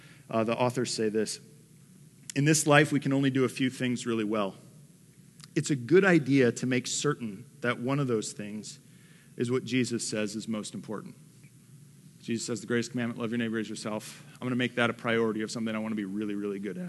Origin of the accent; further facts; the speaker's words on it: Detroit, Michigan, United States; moved away; I'm from the Motor City. Like, I'm from Detroit